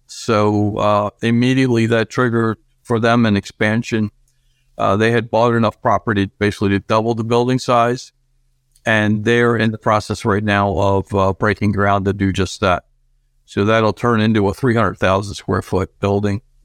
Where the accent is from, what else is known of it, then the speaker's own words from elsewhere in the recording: Argentina; now in United States; I was born in Argentina and I came to this country when I was younger, and I still retain those Argentinian breakfast things